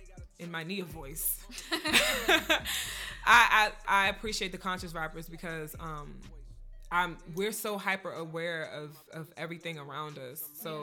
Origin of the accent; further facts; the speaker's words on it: DMV, United States; the DMV, my hometown.